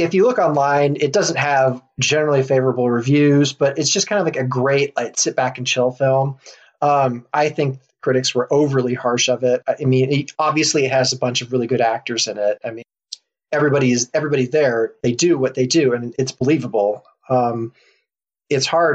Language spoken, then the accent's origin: English; United States; I'm an American.